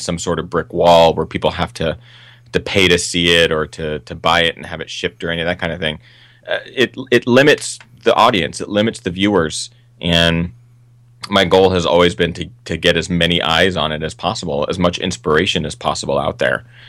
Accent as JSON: {"language": "English", "town": "Seattle", "region": "Washington", "country": "United States", "tie": "born or raised there", "moved": "yes", "lives_now": "Los Angeles, United States", "said": "I grew up in Seattle, which is the northwest of the United States"}